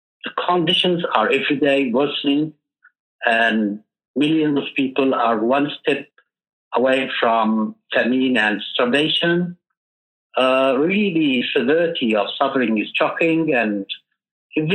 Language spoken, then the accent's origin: English; Yemen; from Yemen. I work as an education coordinator for a local NGO.